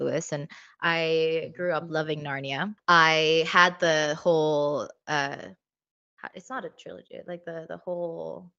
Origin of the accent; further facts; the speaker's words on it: Cyprus; I also love Greek mythology since I grew up in Cyprus.